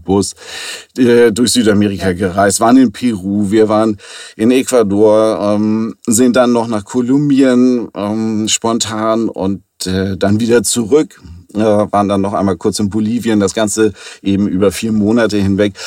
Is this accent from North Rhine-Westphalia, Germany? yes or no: no; Hamburg, Germany; Ich komme aus Hamburg und bin hier gebürtig in der dritten Generation tatsächlich, also echter Hamburger